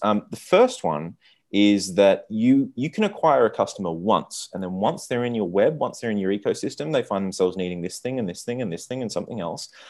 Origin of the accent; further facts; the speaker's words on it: Australia; also born or lived in Silicon Valley; now in Buenos Aires, Argentina; I'm from Australia